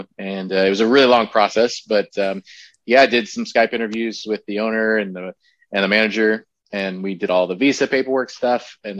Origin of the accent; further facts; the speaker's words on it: Texas, United States; moved away as an adult; now in Durham, United Kingdom; I'm not originally from the UK, as you've probably guessed. I'm originally from Texas.